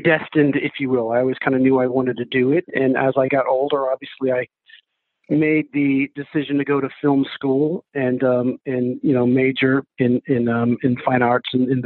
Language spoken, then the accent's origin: English; New Hampshire, United States; also born or lived in Texas / Colorado; now in Los Angeles, United States; I was born in Texas, grew up in New Hampshire.